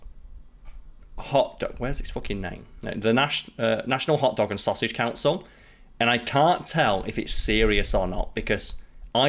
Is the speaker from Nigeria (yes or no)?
no; United Kingdom; me being British